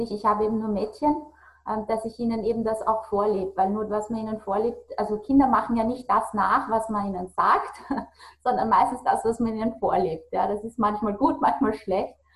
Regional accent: Austria; bei uns in Österreich sagt man, diese, äh, dieses Getratsche

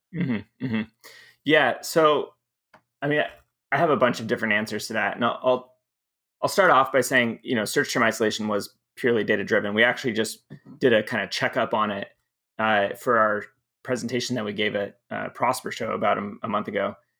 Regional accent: Southern California, United States; also born or lived in Michigan; most of my middle school and high school is in Southern California

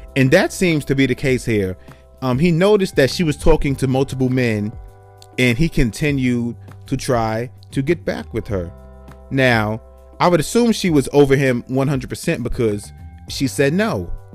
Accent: New York City, New York, United States; moved away; I'm from New York City

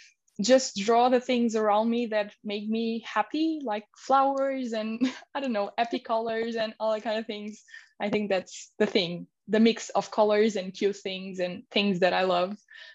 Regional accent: India; moved away; because I came from India and I started my Instagram page

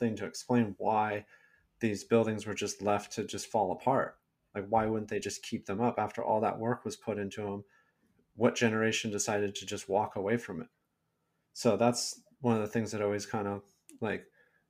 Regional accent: Silicon Valley, California, United States; I'm from California. I was born and raised here in Silicon Valley

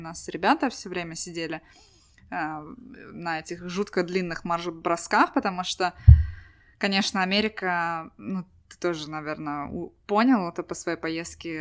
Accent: Estonia

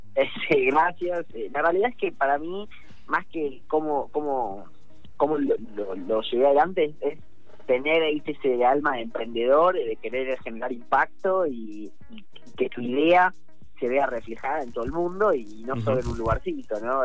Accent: La Plata, Buenos Aires Province, Argentina; yo soy de La Plata

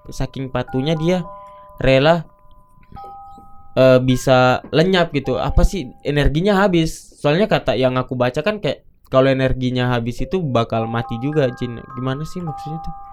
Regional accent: South Sulawesi, Indonesia; moved away; Nah, aku tuh dari Bugis gitu. Nah, setiap kita ngerantau pasti ada aja gitu yang kita pegang gitu.

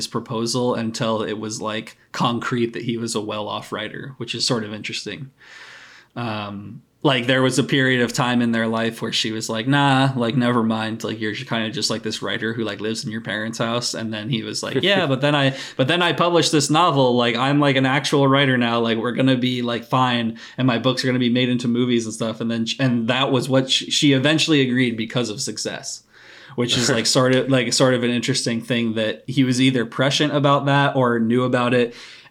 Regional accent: United States; as an American

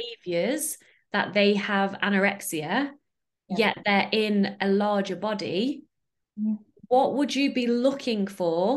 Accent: United Kingdom; now in Netherlands; I'm in the Netherlands, but I'm British.

